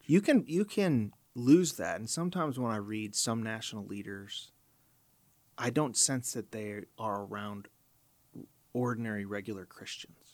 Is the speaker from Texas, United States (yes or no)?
no; Chicago, Illinois, United States; I grew up in Chicago, so I listened to Moody Radio